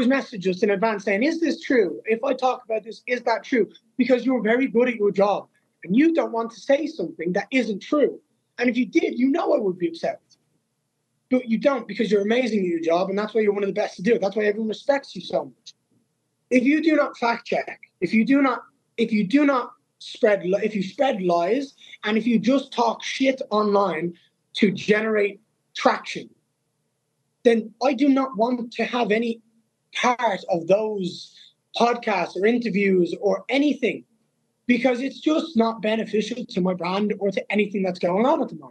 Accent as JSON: {"language": "English", "town": "Dublin", "region": "Leinster", "country": "Ireland", "tie": "born or raised there", "said": "To fight in my hometown, to be the guy that brought them back, to slay a top 10 opponent in Dublin, Ireland"}